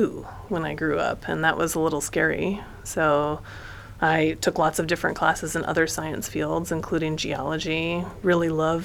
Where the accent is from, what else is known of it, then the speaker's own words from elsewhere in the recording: Colorado, United States; moved away as an adult; also born or lived in Santa Cruz, California / Minnesota / Illinois / Massachusetts; now in Monterey, United States; I grew up really in Colorado